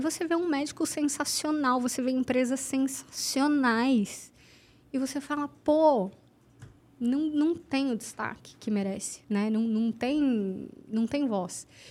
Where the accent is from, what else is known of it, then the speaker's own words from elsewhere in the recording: Santos, São Paulo, Brazil; Santos, eu sou de Santos